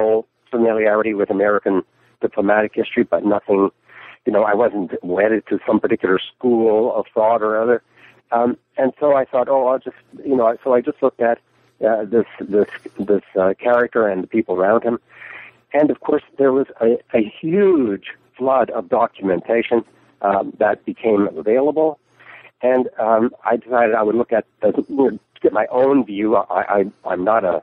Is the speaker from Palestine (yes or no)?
no; Newfoundland and Labrador, Canada; moved away as an adult; also born or lived in London, United Kingdom; now in Florida, United States; I was born and raised in Newfoundland